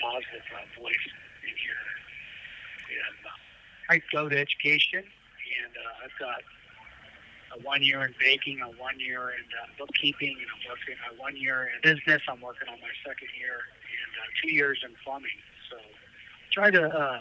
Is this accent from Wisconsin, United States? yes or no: no; Colville Reservation, Washington, United States; now in Walla Walla, United States; I grew up on the Colville Reservation